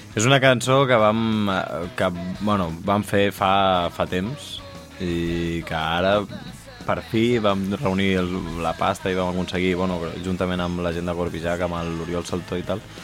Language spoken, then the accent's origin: Catalan; Catalonia, Spain; som catalans i som d'aquí